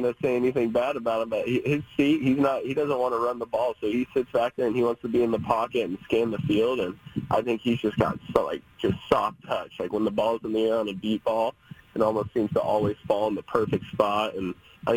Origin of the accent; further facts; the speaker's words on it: Oregon, United States; moved away as an adult; being a kid growing up here and seeing the evolution